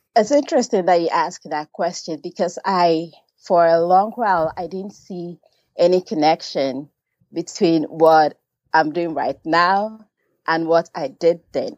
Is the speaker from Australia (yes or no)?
no; Ghana; I was born and raised in Ghana